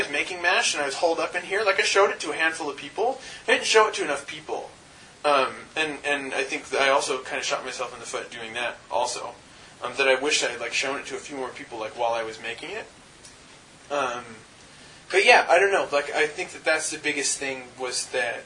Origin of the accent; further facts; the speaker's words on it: North Carolina, United States; I grew up in North Carolina and I was like the only brown kid around for like 100 miles in any direction